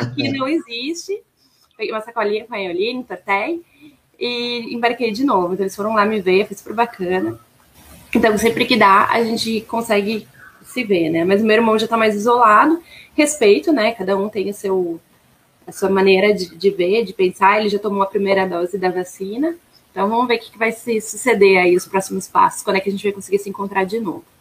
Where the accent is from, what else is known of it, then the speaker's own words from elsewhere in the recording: Caxias do Sul, Rio Grande do Sul, Brazil; also born or lived in Santa Maria, Rio Grande do Sul / São Sepé, Rio Grande do Sul; Eu sou natural de Santa Maria, ali do, aqui no, aí, né? No Rio Grande do Sul. E eu morava em uma cidadezinha muito pequena, próxima a Santa Maria, chamada São Cepé